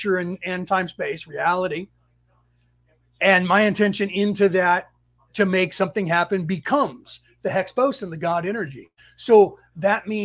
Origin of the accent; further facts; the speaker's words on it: San Francisco Bay Area, California, United States; the city that we grew up in the Bay Area, San Francisco Bay Area